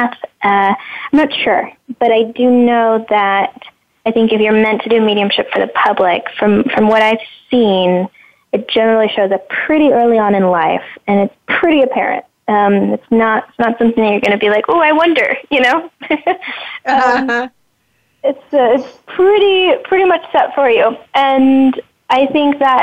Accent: Netherlands; moved away; also born or lived in Los Angeles; I grew up in the Netherlands

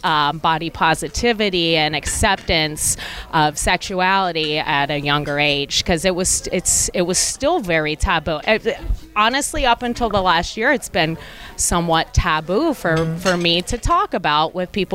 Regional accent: Key West, Florida, United States; growing up in Key West.

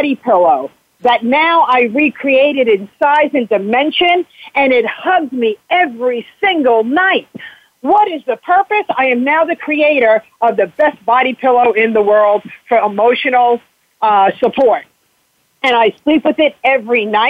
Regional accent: South Florida, United States; moved away as an adult; also born or lived in New York / New Hampshire; because I grew up down here. When I was 11 years old, I moved from New York to Florida. And for 33 years, I resided here

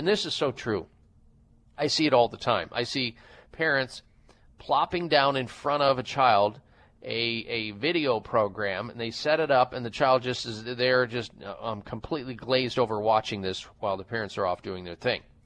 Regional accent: Midwest, United States; moved away; growing up in the Midwest

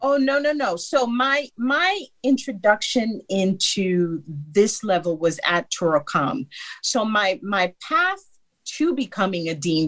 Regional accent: New York City, New York, United States; I grew born and raised in New York, Brooklyn, New York

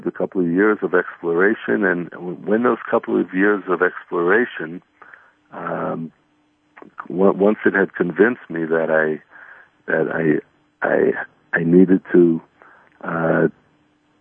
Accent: United States; moved away as an adult; also born or lived in New York City; now in Israel; like a lot of kids growing up in the United States, a lot of Jewish kids, I always knew I was Jewish

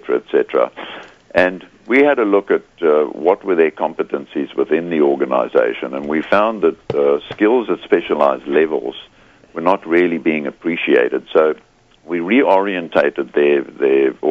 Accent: South Africa; moved away as an adult; also born or lived in Scotland (parents) / United Kingdom (Hull); now in Australia; Born in South Africa to Scottish parents, but I'm now an Australian, so if my accent catches you, that's where I'm from.

